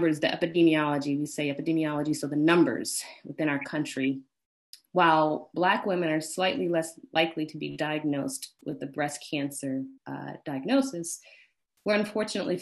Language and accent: English; Washington, District of Columbia, United States; moved away as an adult; also born or lived in Atlanta, Georgia; now in Brooklyn, United States; where I grew up, born and raised in Washington, D.C., the middle of seven children